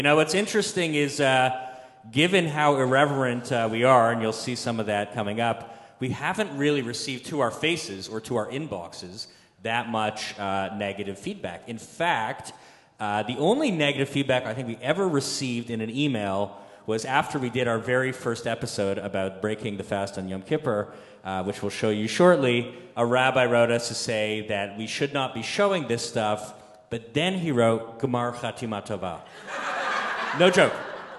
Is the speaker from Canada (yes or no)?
yes; Montreal, Quebec, Canada; first language English; we grew up in Jewish Montreal, and Jewish Montreal does have its Hasidish contingent for sure, but certainly when we were growing up there in the 80s, 90s? 80s.